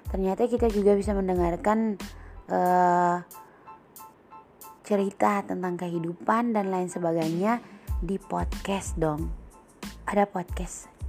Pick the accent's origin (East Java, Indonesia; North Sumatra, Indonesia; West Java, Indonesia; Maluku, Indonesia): Maluku, Indonesia; Aku berasal dari Indonesia dong yang pastinya Indonesia Timur Tepatnya Maluku, Kepulauan K, Kabupaten Maluku Tenggara